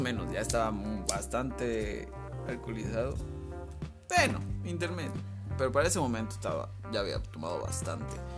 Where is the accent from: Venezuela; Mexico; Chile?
Mexico; somos mexicanos